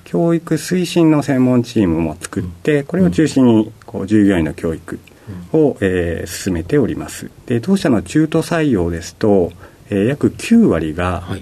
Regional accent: Okayama, Japan; moved away as an adult; also born or lived in Hiroshima Prefecture; now in Tokyo, Japan; 広島県の出身で、育ちは隣の岡山県

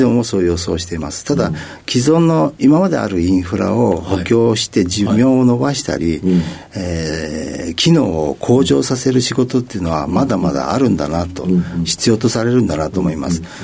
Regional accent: Tokyo, Japan; 東京都の練馬区になります

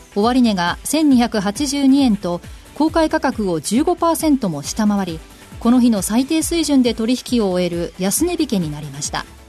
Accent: Kansai, Japan; 同じ関西出身

